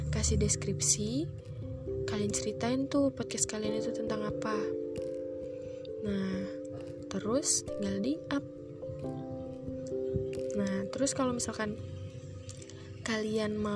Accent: Batam, Riau Islands, Indonesia; also born or lived in Sleman; aku asli orang Jogja lahir di Sleman tapi numpang lahir doang besarnya di Batam Kepulauan Riau

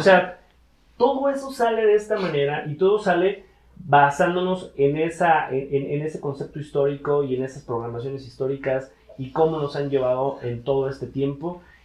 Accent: Mexico; yo soy un mexicano

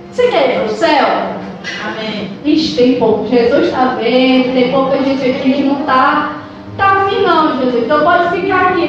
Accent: Ceará, Brazil; A gente é cearense. E crente

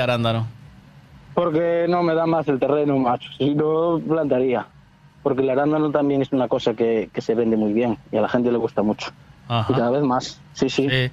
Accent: Cangas, Galicia, Spain; now in Moaña, Spain; yo, soy de Cangas. Bueno, ahora vivo en Moaña, pero soy de Cangas.

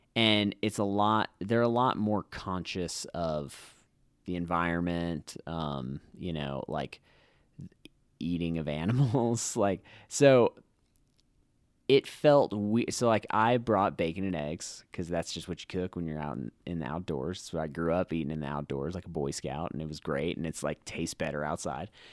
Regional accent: Hawaii, United States; moved away; growing up in Hawaii, we'd go to Pearl Harbor

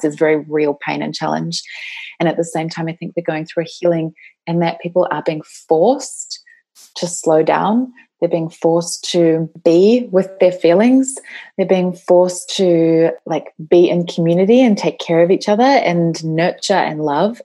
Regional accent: New Zealand; I come from New Zealand, and uh, that is my home country.

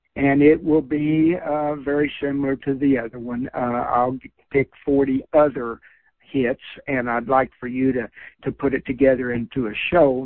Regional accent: Kentucky, United States; born or raised there

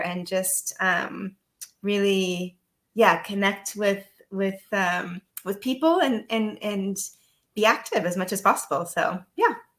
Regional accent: United States; moved away as an adult; now in Netherlands; I'm American. Uh, that's living abroad, so also kind of an expat

